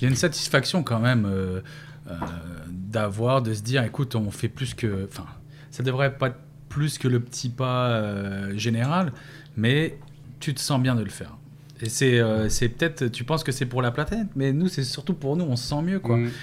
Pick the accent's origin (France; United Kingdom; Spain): France; moved away as an adult; also born or lived in Pointe-Saint-Charles, Montreal; now in Montreal, Canada; Ça fait 11 ans que je suis parti de la France.